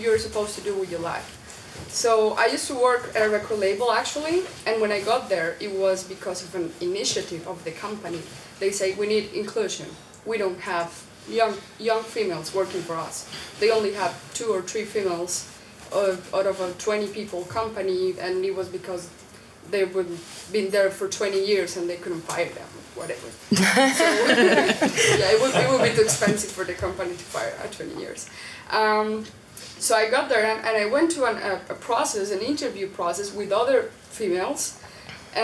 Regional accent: Colombia; moved away; I came from Colombia

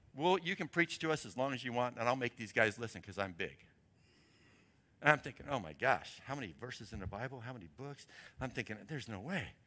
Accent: Portland, Oregon, United States; moved away; I'm from Portland

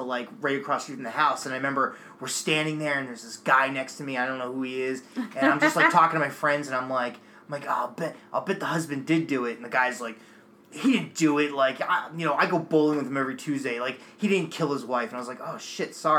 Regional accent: New Jersey, United States; also born or lived in outside Philadelphia; now in Massachusetts, United States; before I moved to Massachusetts, I grew up in South Jersey

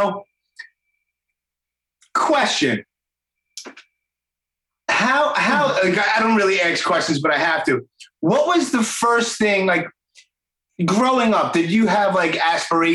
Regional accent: New York City, New York, United States; accent: Brooklyn; also born or lived in Rockaway, Queens; I grew up in Canarsie in Brooklyn, and then I moved to Rockaway for a little while in Queens

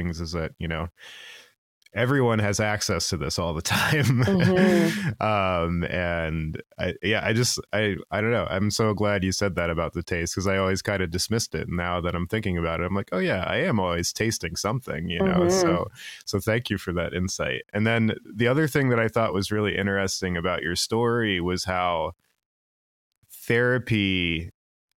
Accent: Virginia Beach, Virginia, United States; I grew up in Virginia Beach, Virginia

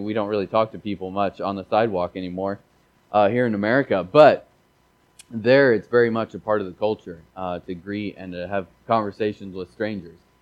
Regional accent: Missouri, United States; I grew up in Missouri, and we didn't really speak a lot of French there.

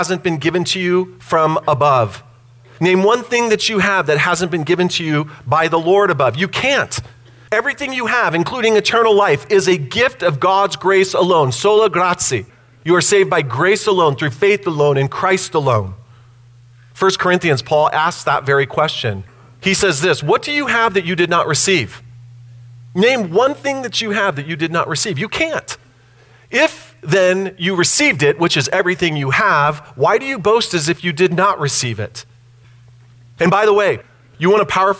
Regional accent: United States; I'm an American

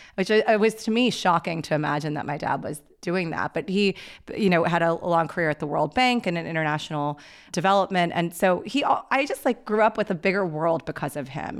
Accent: Pakistan; I'm Pakistani

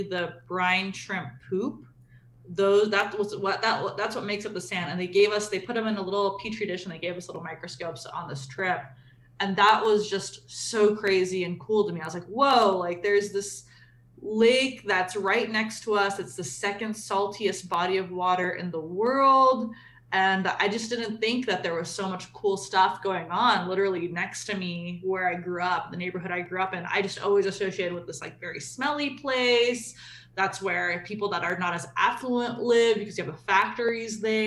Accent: Salt Lake City, Utah, United States; moved away as an adult; now in San Diego, United States; I grew up in Utah. I was born in Salt Lake City, grew up in the Rose Park, Glendale area.

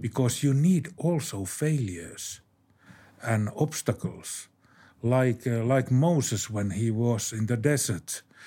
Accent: Finland; my home country, Finland.

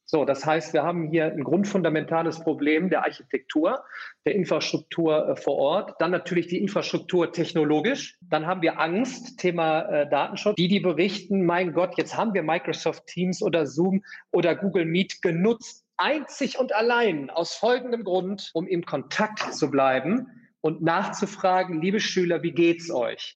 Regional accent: Remscheid, North Rhine-Westphalia, Germany; Ich sitze hier in, in der weltschönsten Stadt Remscheid in meiner Heimat

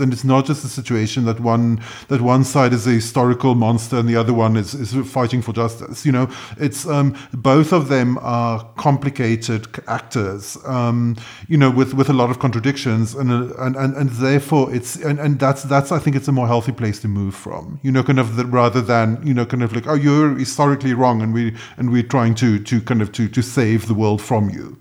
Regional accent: South Africa; I'm South African

